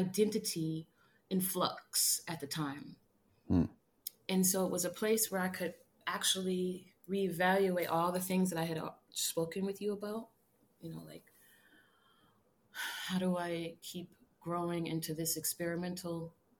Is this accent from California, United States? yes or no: no; Minneapolis, Minnesota, United States; moved away; also born or lived in New York; the Twin Cities, my hometown